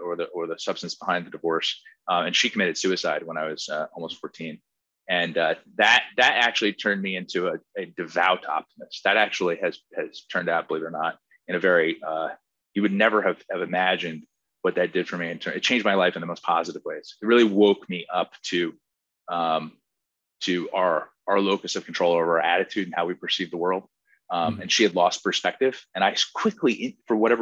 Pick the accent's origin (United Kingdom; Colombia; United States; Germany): United States; Princeton Junction, New Jersey; I grew up in a little town next to Princeton, New Jersey, called Princeton Junction